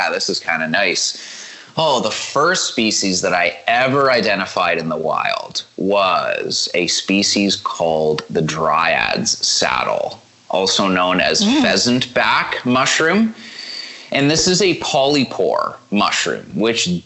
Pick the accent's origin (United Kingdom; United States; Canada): Canada; Hamilton, Ontario; where I grew up in Hamilton